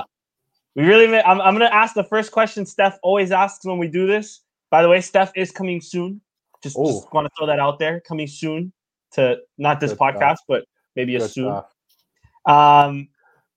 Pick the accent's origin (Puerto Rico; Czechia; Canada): Canada; as a Canadian